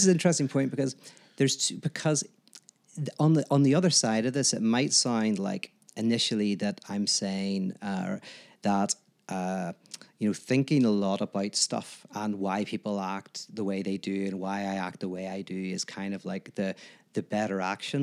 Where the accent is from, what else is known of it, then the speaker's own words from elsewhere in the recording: Northern Ireland, United Kingdom; I'm from Northern Ireland